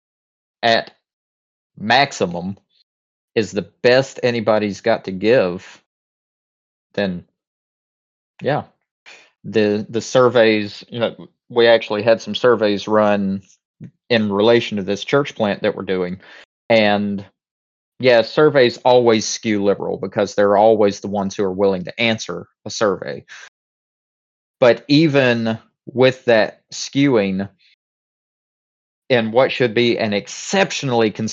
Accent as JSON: {"language": "English", "town": "Thomasville", "region": "North Carolina", "country": "United States", "tie": "born or raised there", "said": "my hometown here in Thomasville"}